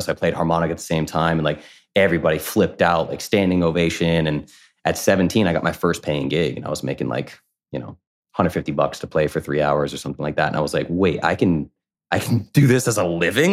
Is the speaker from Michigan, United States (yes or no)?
no; Coventry, Rhode Island, United States; I grew up in New England, small town called Coventry, Rhode Island.